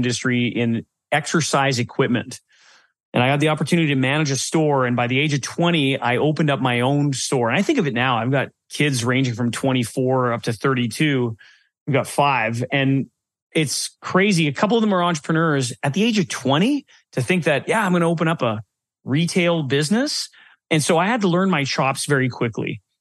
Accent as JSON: {"language": "English", "country": "Canada", "said": "Being a Canadian"}